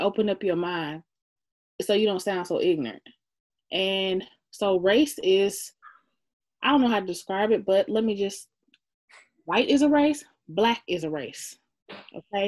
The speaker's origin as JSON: {"language": "English", "country": "United States", "said": "I'm black, I'm from America, therefore I am African-American."}